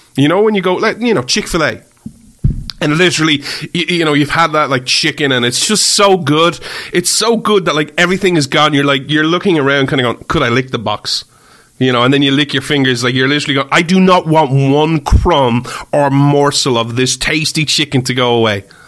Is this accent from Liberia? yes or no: no; Ireland; I'm Irish